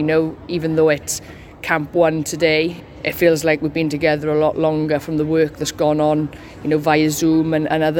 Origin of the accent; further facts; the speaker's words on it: Wales, United Kingdom; as Welsh girls we are